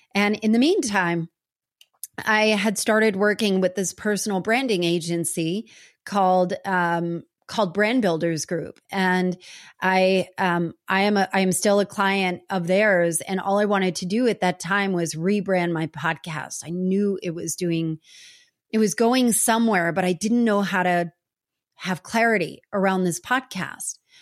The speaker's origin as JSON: {"language": "English", "region": "New Jersey", "country": "United States", "tie": "born or raised there", "said": "I grew up in New Jersey"}